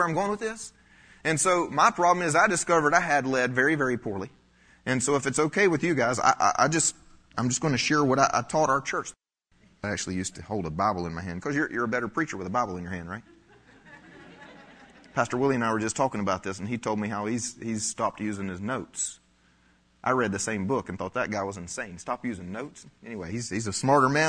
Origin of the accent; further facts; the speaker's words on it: South Carolina, United States; I grew up in the South